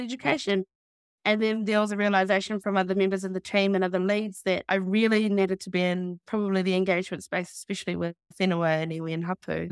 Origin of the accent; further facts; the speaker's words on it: Taranaki, New Zealand; also born or lived in Florida; born and raised Taranaki and born and raised in Balblock